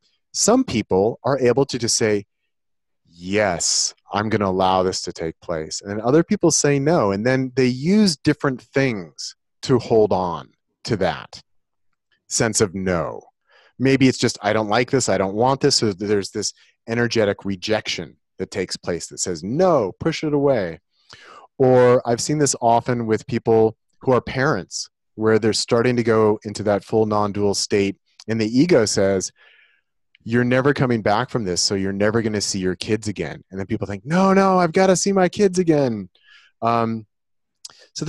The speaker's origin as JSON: {"language": "English", "town": "Santa Cruz", "region": "California", "country": "United States", "tie": "born or raised there", "said": "I grew up in Santa Cruz, California during the summers, and they have a big wooden roller coaster there."}